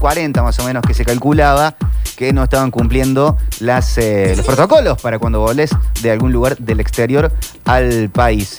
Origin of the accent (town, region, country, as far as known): Córdoba, Argentina